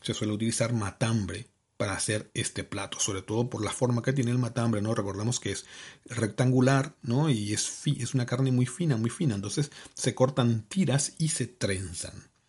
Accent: Caaguazú, Paraguay; now in Seville, Spain; Yo orgullosamente caguaseño. De Caguazú.

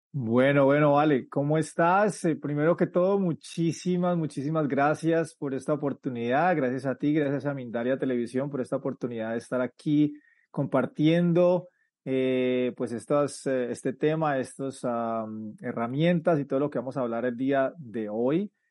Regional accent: Colombia; moved away as an adult; now in United States; soy colombiano y, en el, y cuando tenía 19 años decidí o por situaciones de la vida decidí emigrar a los Estados Unidos

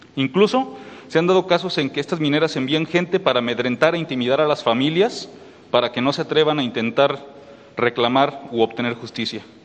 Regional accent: Mexico; como mexicano

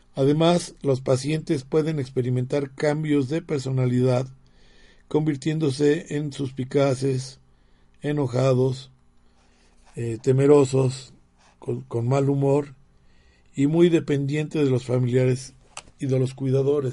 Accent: Mexico; todos los somos mexicanos

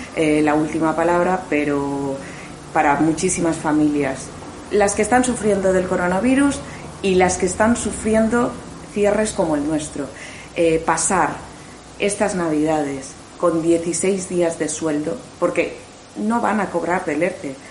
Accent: Mallorca, Balearic Islands, Spain; como mallorquina

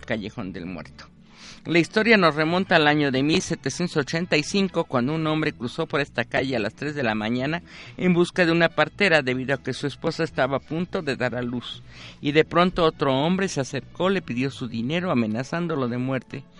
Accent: Puebla, Mexico; nosotros como poblanos y como mexicanos

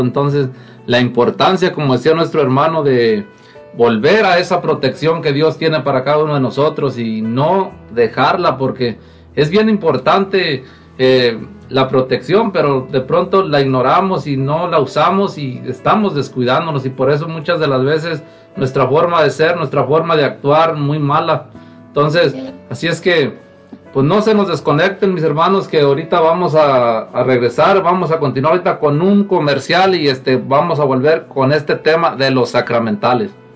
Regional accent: Zacatecas, Mexico; now in Lacey, United States; de aquí de Lacey. Eh, normalmente soy de Zacatecas

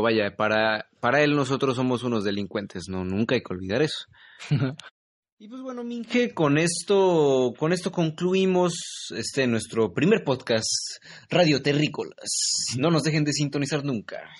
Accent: Mexico; que soy mexicano.

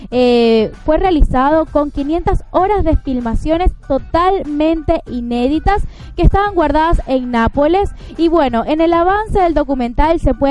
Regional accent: Venezuela; todos aquí somos venezolanos

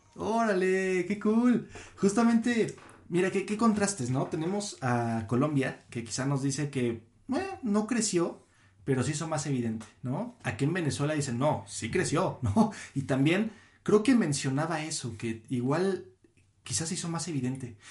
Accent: Mexico; somos privilegiados, tan, como mexicanos, en el hecho de, de ser amantes y, y seguidores del anime aquí en México

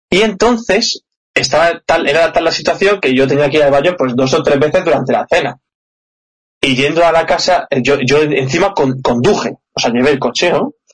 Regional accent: Madrid, Community of Madrid, Spain; Y, yo soy de Madrid, es, el problema.

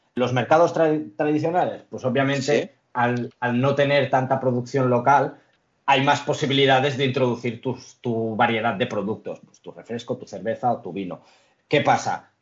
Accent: Lloret de Mar, Catalonia, Spain; moved away as an adult; now in Barcelona, Spain; mis padres llegaron a España hace 50 años o algo así, yo he nacido aquí. Eh, soy de Lloret de Mar

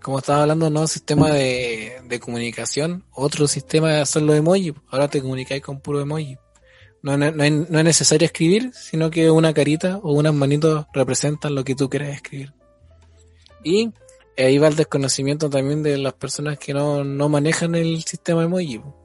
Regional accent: Chile; nosotros que somos eh, ciudadanos chilenos

